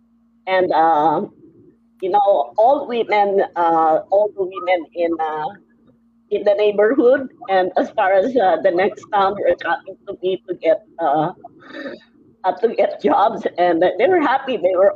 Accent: Taytay, Rizal, Philippines; Taytay. It's the garment capital of the Philippines.

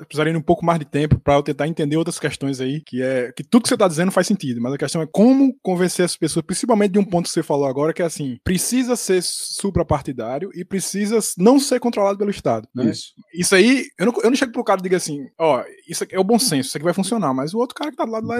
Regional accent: Recife, Pernambuco, Brazil; alguém nascido e criado em Recife

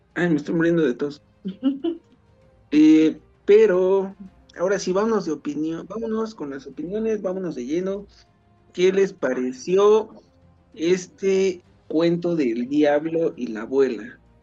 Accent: Mexico; por lo menos los mexicanos

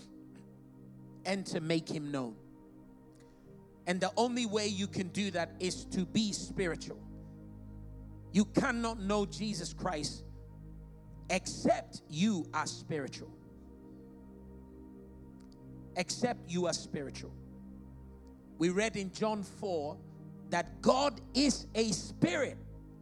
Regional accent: Ghana; now in United Kingdom; I'm from Ghana. Being a Ghanaian and the family I come from is my biological and geological identity

